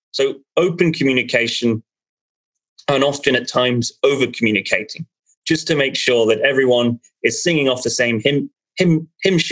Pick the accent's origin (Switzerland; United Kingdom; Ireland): Ireland; I'm Irish